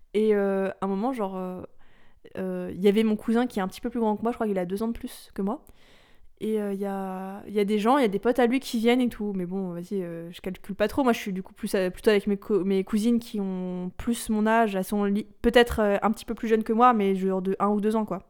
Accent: France; De France

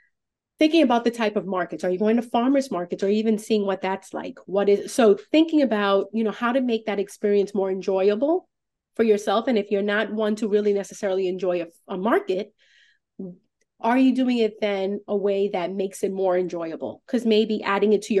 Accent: New York City, New York, United States; moved away as an adult; now in Fairfield County, United States; I'm originally from New York.

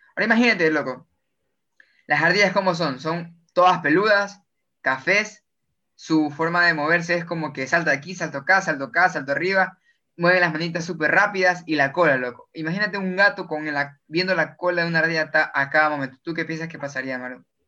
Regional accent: Guayaquil, Guayas, Ecuador; como guayaquileños o personas que vivimos en la zona de la costera

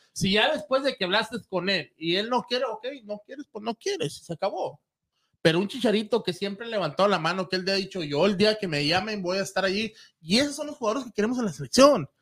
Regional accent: Mexico; Yo como mexicano

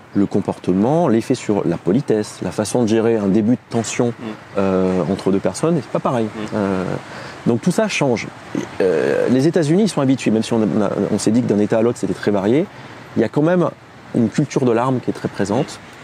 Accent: Clermont-Ferrand, Auvergne-Rhône-Alpes, France; moved away as an adult; also born or lived in Bordeaux; now in Paris, France; toute ma jeunesse, au collège et au lycée, c'était karaté, karaté, karaté, karaté. Karaté euh, traditionnel, karaté en compétition, en kata, en combat, tout ce que tu veux, en Auvergne.

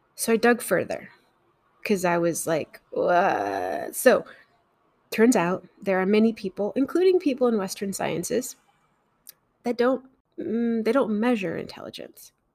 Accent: Mexico; I grew up in Mexico

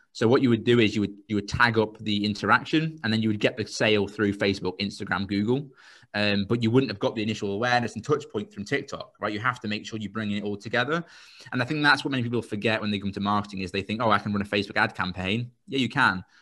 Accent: Royston, East of England, United Kingdom; I'm from a place called Royston.

